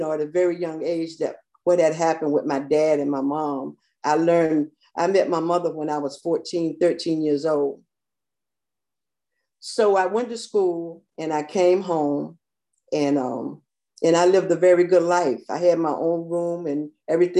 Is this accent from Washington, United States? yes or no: no; Newark, New Jersey, United States; moved away; also born or lived in Alabama / Manhattan, New York; I was born in Alabama and raised in Jersey. And I was raised by old grandparents